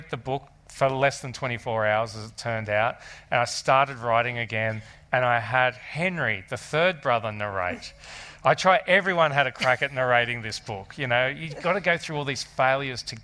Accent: Australia; being Australian

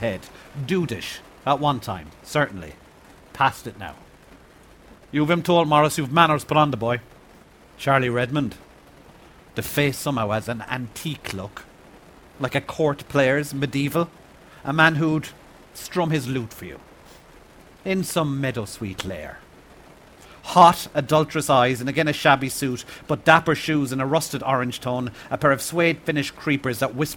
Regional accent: Ireland; growing up in Ireland in the 70s

